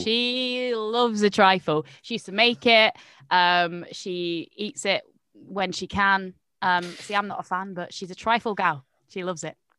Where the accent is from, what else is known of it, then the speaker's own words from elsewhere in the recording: Nottingham, East Midlands, United Kingdom; now in London, United Kingdom; I'm originally from Nottingham